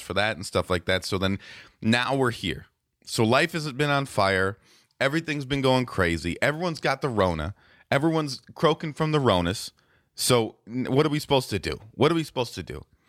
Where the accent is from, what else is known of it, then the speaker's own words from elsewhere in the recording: Racine, Wisconsin, United States; We're from Racine